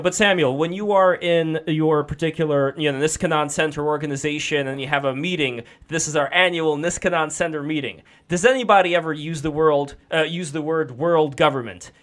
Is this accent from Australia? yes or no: no; Russia; moved away; I am also an immigrant. I'm also from Russia